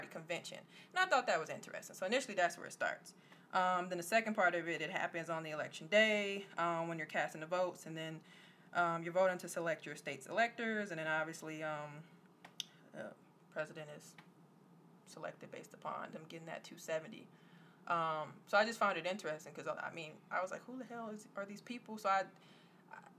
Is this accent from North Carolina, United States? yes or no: no; Wisconsin, United States; we're from Wisconsin